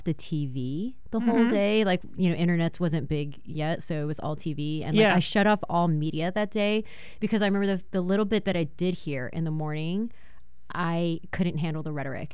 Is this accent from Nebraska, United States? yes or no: no; Irvine, California, United States; I grew up in Irvine